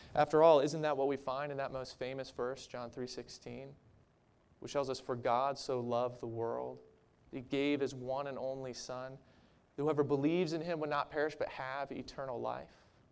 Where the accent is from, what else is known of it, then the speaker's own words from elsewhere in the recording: Maryland, United States; moved away as an adult; also born or lived in Minnesota; my home state of Maryland. I missed my family. I missed my neighborhood. I missed the house that I grew up